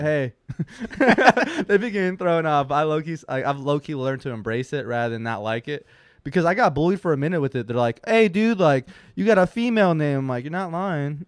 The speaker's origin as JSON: {"language": "English", "town": "West Hollywood", "region": "California", "country": "United States", "tie": "born or raised there", "said": "I grew up in West Hollywood. That is the gay capital of California."}